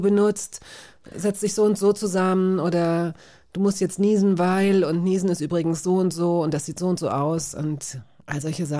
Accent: West Germany, Germany; als Wessi

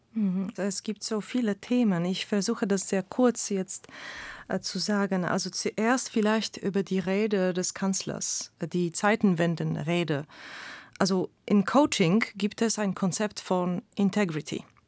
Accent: Poland; also als Polin, ich komme aus einem polarisierten Land.

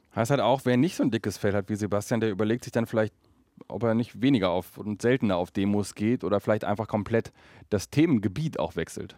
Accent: Berlin, Germany; als Berliner

